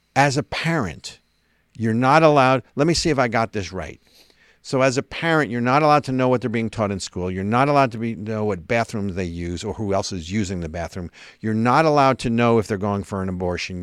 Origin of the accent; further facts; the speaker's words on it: New Jersey, United States; I'm from Jersey